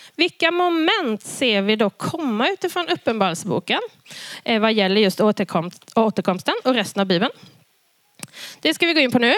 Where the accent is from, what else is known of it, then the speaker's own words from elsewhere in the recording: Karlskrona, Blekinge, Sweden; jag växte upp i Karlskrona i Pingstkyrkan